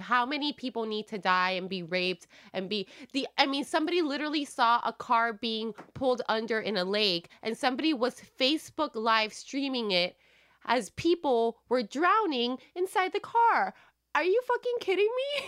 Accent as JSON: {"language": "English", "region": "Wisconsin", "country": "United States", "said": "I'm white from Wisconsin"}